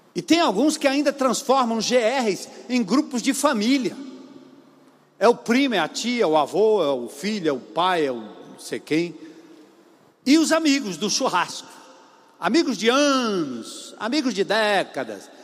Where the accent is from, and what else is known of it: Brazil